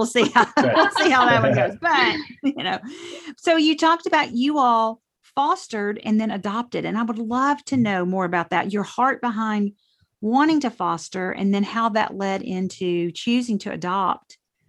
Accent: the South, United States; accent: Southern drawl; my Southern draw

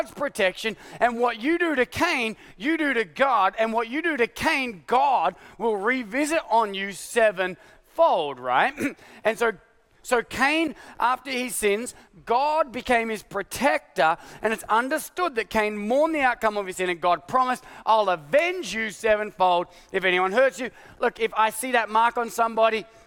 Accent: Australia; now in United States; my Australian passport

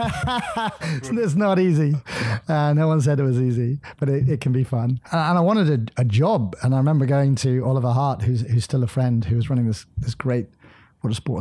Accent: southwest coast of Ireland, Munster, Ireland; I grew up in Ireland on the southwest coast

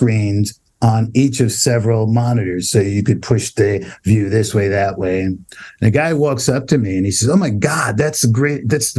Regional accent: New York City, New York, United States; I grew up in Brownsville, Brooklyn. It's a relatively poor neighborhood. We were relatively poor.

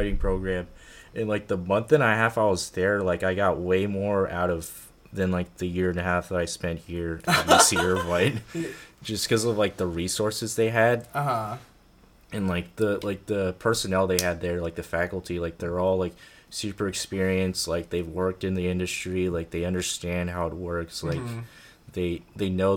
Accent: Los Angeles, California, United States; moved away as an adult; I'm from San Pedro, which is like a blue collar town. A lot of jobs come from the port

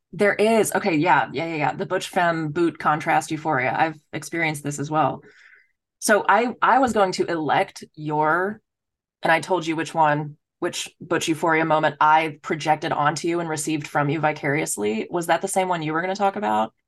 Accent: Dallas, Texas, United States; moved away as an adult; also born or lived in Philadelphia; I'm from Texas

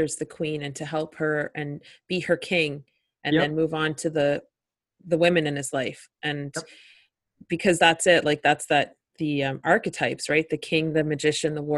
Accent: Winnipeg, Manitoba, Canada; I grew up in Winnipeg

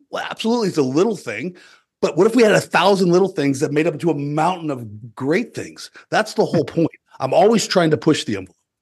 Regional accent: southeastern Colorado, United States; I grew up on a farm and ranch in the southeastern corner of Colorado

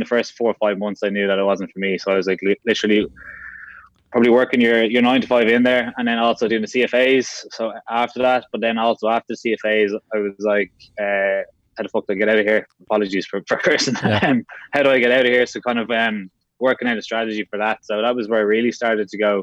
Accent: Dublin, Leinster, Ireland; also born or lived in London; I'm originally from Castleknock, so North County, Dublin, just south Phoenix Park there

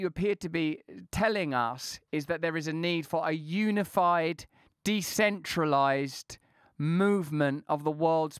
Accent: India; as an Indian, I wonder, do you feel that the successes of the Indian Revolution can somehow be deployed in this new form of oppression?

